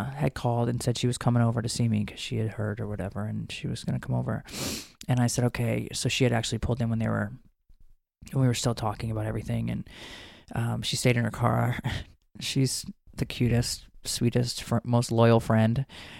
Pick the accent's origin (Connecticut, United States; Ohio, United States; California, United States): Connecticut, United States; now in Georgia, United States; I don't even know what county I grew up in Connecticut, but I know I live in Fulton County in Georgia